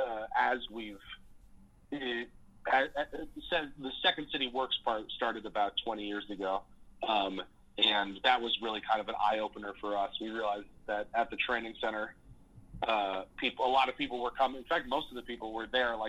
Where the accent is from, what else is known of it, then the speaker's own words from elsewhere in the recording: Boulder, Colorado, United States; moved away as an adult; now in Chicago, United States; I came from, I grew up in Colorado, in Boulder.